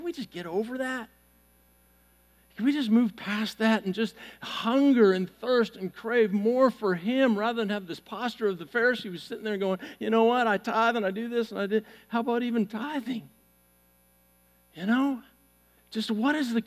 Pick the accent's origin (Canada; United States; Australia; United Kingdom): Canada; Vancouver, British Columbia; moved away; I grew up in Vancouver, Canada, a city back in the 80s that had less than 2% church attendance